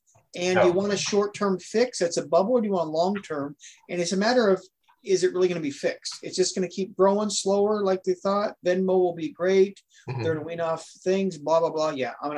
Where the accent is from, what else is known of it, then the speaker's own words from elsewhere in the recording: Oregon, United States; moved away; I'm actually from the Beaver State